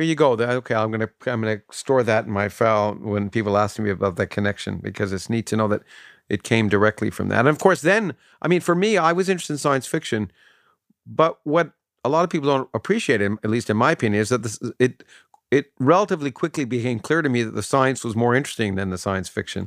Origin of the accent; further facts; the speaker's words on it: Canada; growing up in Canada